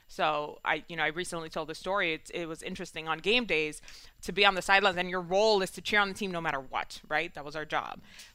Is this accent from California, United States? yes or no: no; New York City, New York, United States; Yeah, I grew up in Washington Heights.